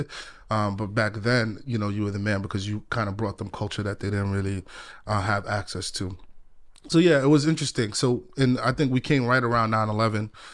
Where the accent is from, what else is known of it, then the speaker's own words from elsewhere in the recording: New York City, New York, United States; also born or lived in Ghana; I grew up in the Bronx